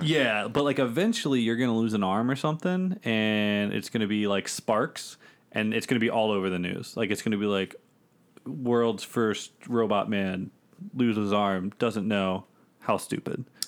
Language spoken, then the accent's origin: English; Bowie, Maryland, United States; I'm from Bowie, Maryland